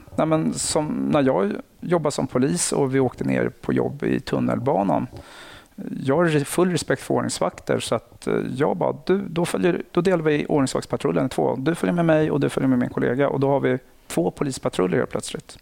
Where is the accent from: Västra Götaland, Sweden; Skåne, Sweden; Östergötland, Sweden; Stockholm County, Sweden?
Stockholm County, Sweden; Nacka; jag kommer från Nacka. Aha. Eh, villaområde, haft det bra, lugnt mm. och stilla. Eh, sen så har jag gått ute i skola ute i Nacka